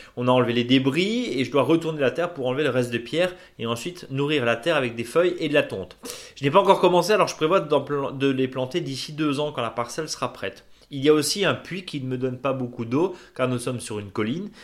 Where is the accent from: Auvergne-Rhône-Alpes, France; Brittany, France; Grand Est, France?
Grand Est, France; Alsace; de la vallée de Munster chez nous en Alsace